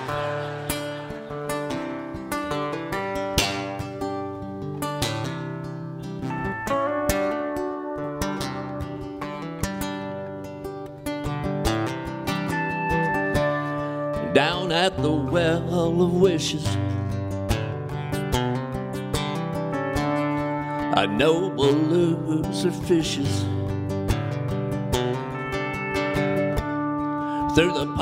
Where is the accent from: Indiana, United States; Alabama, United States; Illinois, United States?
Alabama, United States; I'm from Alabama